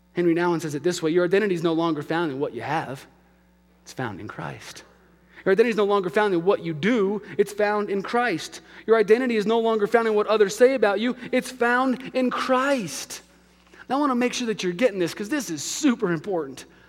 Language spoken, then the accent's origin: English; Albuquerque, New Mexico, United States; moved away; my hometown of Albuquerque